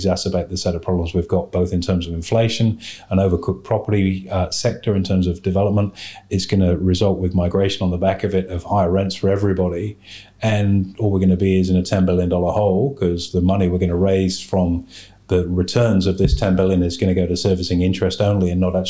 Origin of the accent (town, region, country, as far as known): Australia